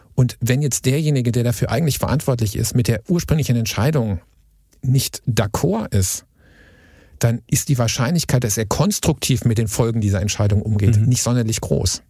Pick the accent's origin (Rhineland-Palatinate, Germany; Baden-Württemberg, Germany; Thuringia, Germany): Baden-Württemberg, Germany; Karlsruhe; Wir sind ja aus Karlsruhe